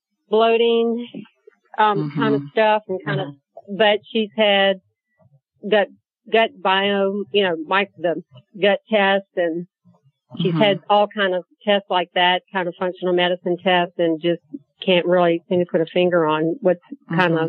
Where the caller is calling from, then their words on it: Nashville, Tennessee, United States; I am in Nashville, but right now she's in Jackson Hole, Wyoming.